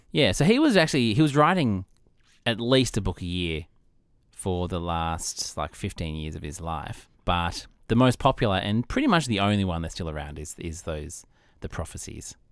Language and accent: English; Australia; as an Australian